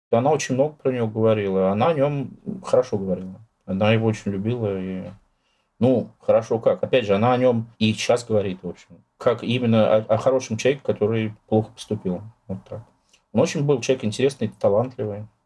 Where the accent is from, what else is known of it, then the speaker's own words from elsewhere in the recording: Russia; я русский, там родился в России, живу в России